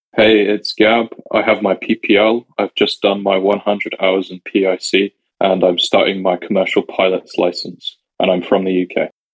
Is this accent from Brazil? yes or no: yes; Brazil; I'm a commercial pilot, IFR rated, and I'm from Brazil